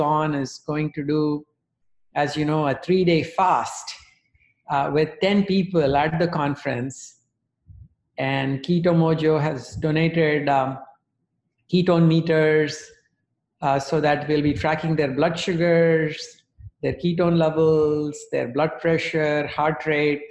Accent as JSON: {"language": "English", "country": "India", "tie": "born or raised there", "moved": "yes", "said": "I grew up in India"}